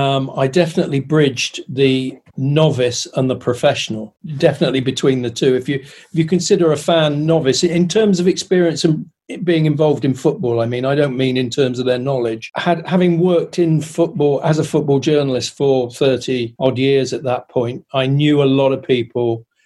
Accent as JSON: {"language": "English", "town": "Weymouth", "region": "South West England", "country": "United Kingdom", "tie": "born or raised there", "moved": "as an adult", "said": "As a kid, I wanted to play for my hometown team. As a kid, Weymouth Football Club was the pinnacle of my expectations and love, really."}